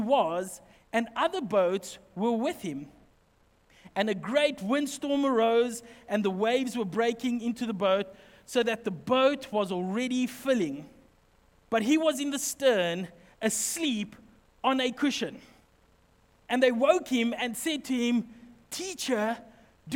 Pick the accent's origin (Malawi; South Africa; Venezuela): South Africa; Highveld; now in Western Cape, South Africa; We're from the Highveld, my family